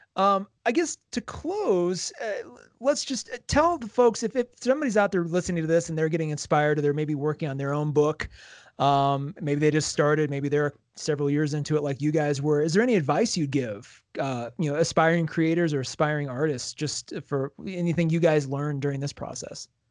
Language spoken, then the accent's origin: English; United States; as an American